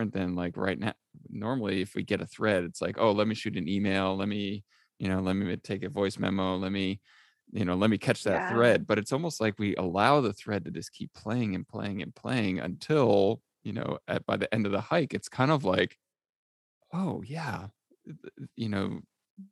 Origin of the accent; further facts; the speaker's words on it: Easton, Connecticut, United States; I grew up in Easton, Connecticut